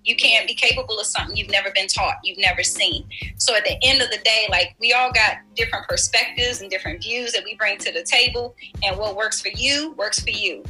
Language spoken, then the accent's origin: English; Washington, District of Columbia, United States; I grew up in Washington, D.C. I was raised